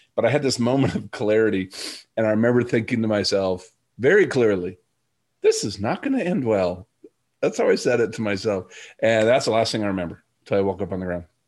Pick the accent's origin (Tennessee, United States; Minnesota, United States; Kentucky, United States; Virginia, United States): Minnesota, United States; I'm from Minnesota